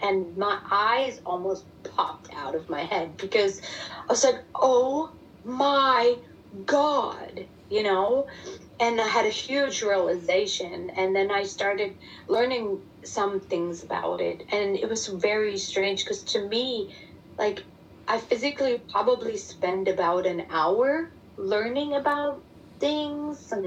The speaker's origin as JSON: {"language": "English", "country": "Germany", "tie": "born or raised there", "second_language": "English", "moved": "as an adult", "lives_now": "Texas, United States", "said": "me living over here, growing up in Germany, and English being my second language"}